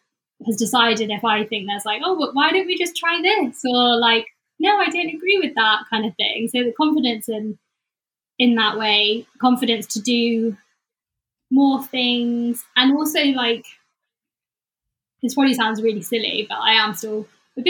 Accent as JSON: {"language": "English", "area": "the Cotswolds", "region": "South West England", "country": "United Kingdom", "tie": "born or raised there", "moved": "yes", "lives_now": "London, United Kingdom", "said": "I was in London, or growing up in the Cotswolds"}